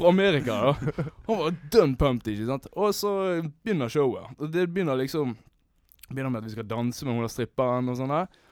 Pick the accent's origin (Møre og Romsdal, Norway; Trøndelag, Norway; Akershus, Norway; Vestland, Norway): Vestland, Norway; Sotra, Bergen area; Jeg er jo fra Sota, da, i bergensområdet